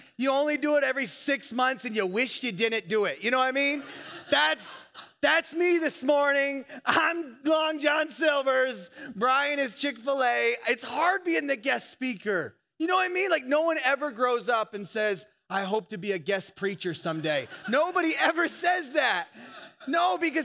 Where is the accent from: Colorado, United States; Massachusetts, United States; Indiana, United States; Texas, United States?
Indiana, United States; I'm from Indiana